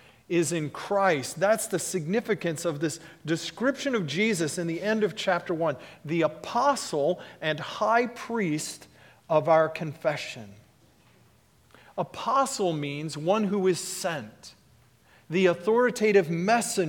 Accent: Texas, United States; When I was a boy growing up in Texas, I was a Cowboys fan

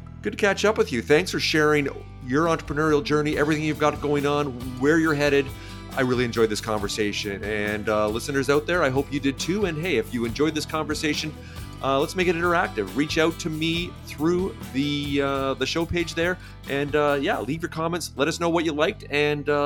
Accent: Vancouver, British Columbia, Canada; I'm from Canada, from Vancouver, and it's rainy and cold all the time

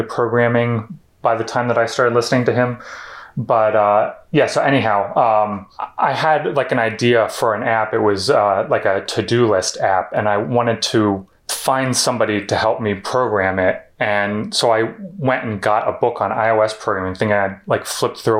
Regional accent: Philadelphia, Pennsylvania, United States; also born or lived in Florida; So I'm from the Philadelphia area, about like 30 minutes out into the suburbs, and basically grew up here except for 2 years in Florida when I was like 10 or so. But we moved back here in 1990.

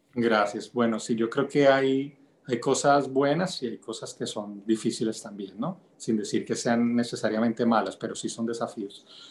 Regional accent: El Limón, Venezuela; moved away; also born or lived in Bogotá, Colombia; Nací pues en Bogotá, pero crecí en un pueblito de la costa venezolana que se llama El Limón

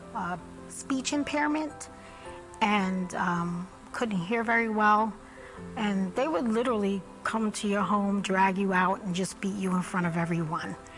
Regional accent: New York, United States; I grew up in Brooklyn

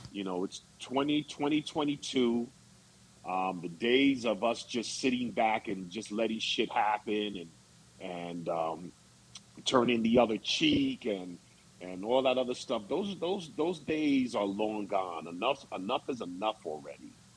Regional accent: Long Island, New York, United States; as a kid growing up on Long Island

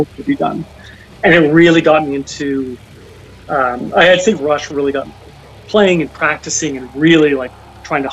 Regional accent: Newmarket, Ontario, Canada; now in Toronto, Canada; I was born in Toronto, but raised in a town called Newmarket, which is 45 minutes north of the city, a small town

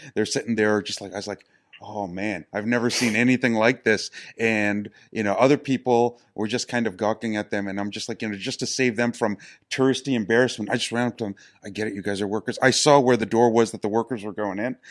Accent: New York City, New York, United States; I'm from New York City, so I'm the native

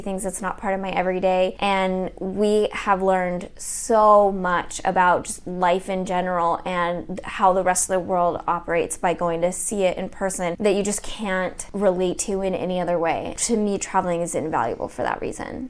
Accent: United States; I grew up in America

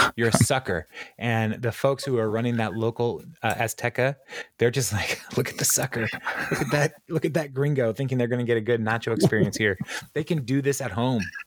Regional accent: United States; I'm an American.

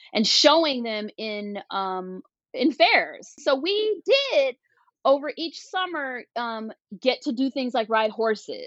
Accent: Washington, District of Columbia, United States; I grew up in Washington, D.C.

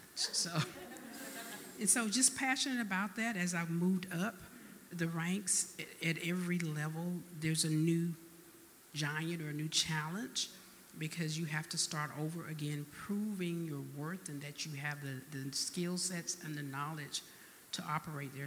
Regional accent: Albany, Georgia, United States; now in Texas, United States; I, was born and raised in Albany, Georgia

